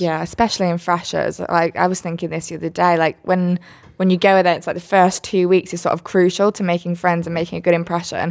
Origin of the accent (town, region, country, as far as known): Switzerland; born or raised there; moved away